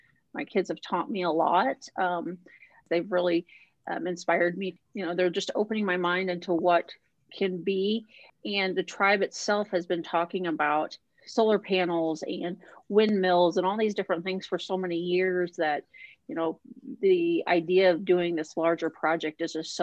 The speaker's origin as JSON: {"language": "English", "region": "Indiana", "country": "United States", "tie": "born or raised there", "moved": "as an adult", "lives_now": "Minnesota, United States", "said": "I grew up in Indiana in a small town"}